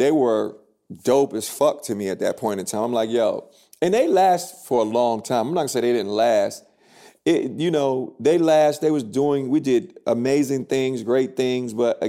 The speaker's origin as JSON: {"language": "English", "town": "New York City", "region": "New York", "country": "United States", "said": "Yeah, I'm from the city."}